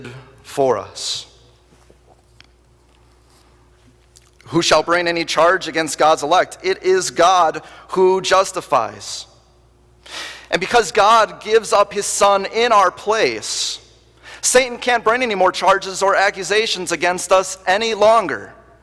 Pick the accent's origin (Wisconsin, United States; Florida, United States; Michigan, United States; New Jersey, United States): Wisconsin, United States; moved away; being born and raised in Wisconsin